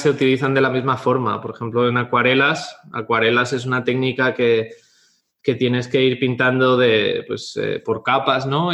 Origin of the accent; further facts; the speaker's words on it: Catalonia, Spain; moved away as an adult; also born or lived in Bristol; Mi padre es de Jaén y mi madre de Murcia y ambos eh, emigraron a Cataluña y yo nací en Cataluña